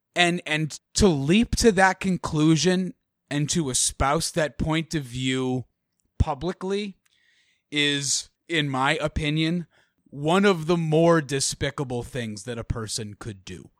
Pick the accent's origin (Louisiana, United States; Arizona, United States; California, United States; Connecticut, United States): Connecticut, United States; my home state of Connecticut